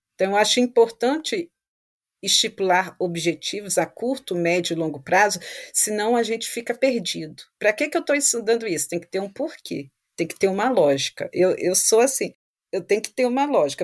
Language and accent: Portuguese; Vitória, Espírito Santo, Brazil; moved away as an adult; now in France; eu sou de Vitória, Espírito Santo